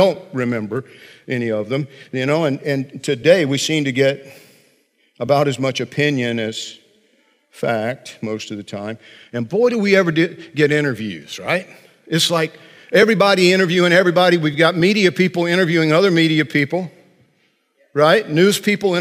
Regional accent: Central Georgia, United States; little boy growing up in Central Georgia

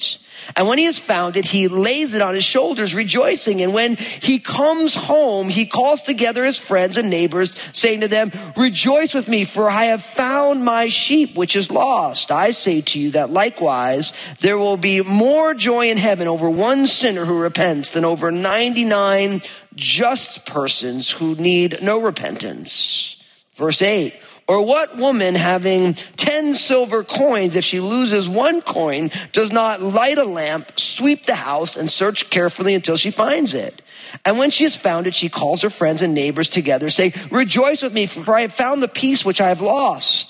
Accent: New Jersey, United States; also born or lived in California; now in Washington, United States; I grew up in New Jersey and I lived in California

